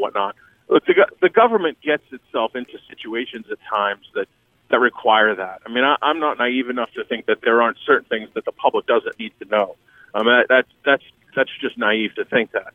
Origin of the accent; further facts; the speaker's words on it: Boston, Massachusetts, United States; I grew up in Boston around the time of, you know, Whitey Bulger and the Winter Hill Gang